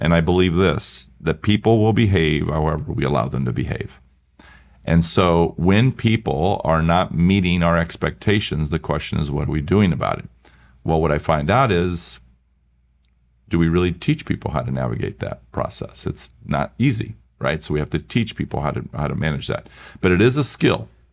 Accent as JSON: {"language": "English", "region": "Iowa", "country": "United States", "also_born_or_lived": "Milwaukee", "moved": "as an adult", "said": "I was from Iowa"}